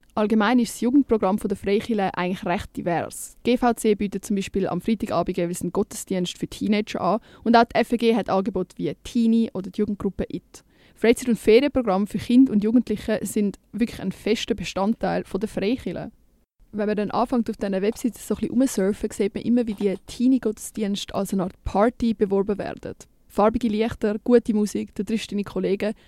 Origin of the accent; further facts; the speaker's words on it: Winterthur, Zurich, Switzerland; Bei uns Zwinti